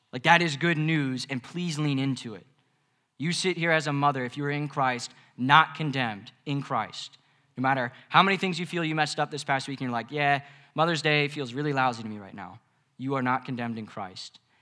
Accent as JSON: {"language": "English", "region": "Mid-Atlantic", "country": "United States", "said": "I'm from the Mid-Atlantic."}